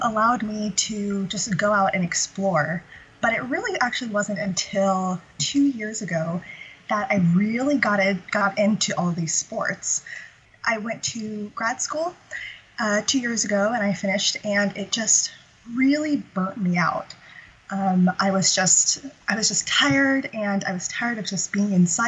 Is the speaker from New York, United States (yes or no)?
no; Central California, United States; I grew up in Central California, and I grew up in such a small town of, you know, a population of fewer than 200 people